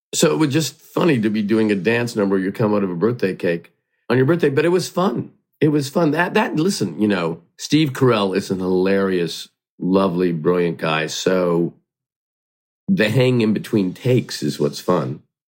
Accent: Hamilton, Ontario, Canada; I grew up in Hamilton, Ontario, Canada, and I only watched American television.

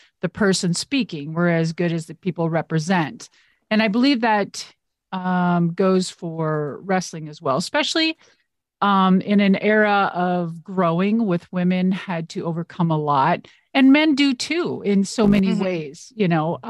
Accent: United States; I'm American

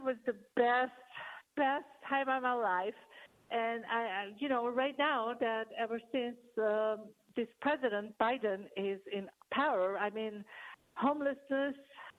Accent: Iran; moved away as an adult; now in California, United States; I came from Iran. I'm an Armenian from Iran.

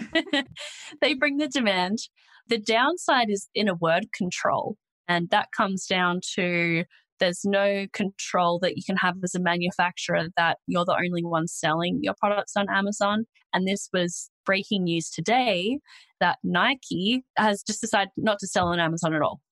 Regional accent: Australia; accent: Australian; I'm Australian, if you couldn't already tell from my accent

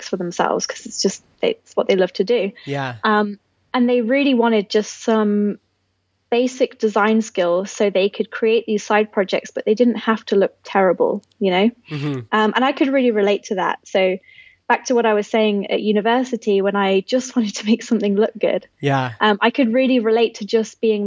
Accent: Hinckley, East Midlands, United Kingdom; My hometown's called Hinckley. It's basically 2 hours north of London, in the center of England.

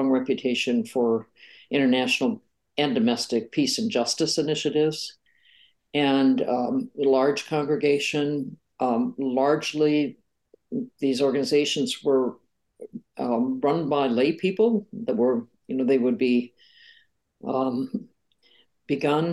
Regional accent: rural Western Iowa, United States; I grew up in a small town in rural Western Iowa

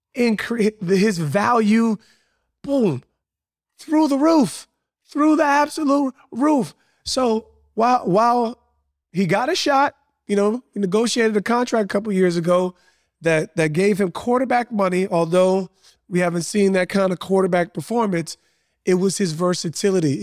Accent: Montclair, New Jersey, United States; I grew up in a super diverse town in Montclair, New Jersey.

